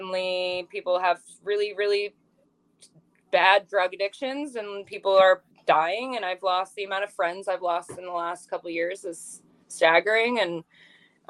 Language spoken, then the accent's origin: English; Ontario, Canada; now in Pacific Northwest; I'm from Ontario